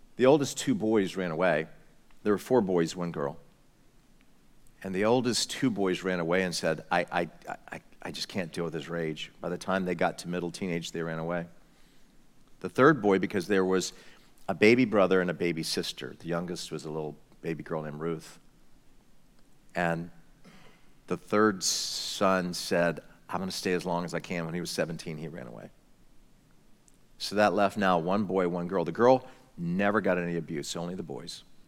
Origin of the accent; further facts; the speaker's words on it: United States; I'm just an American